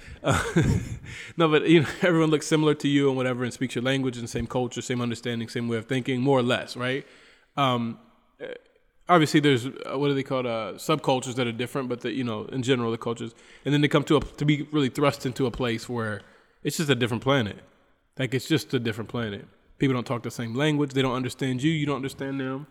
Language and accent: English; United States; moved away as an adult; now in Bolivia; I'm from the United States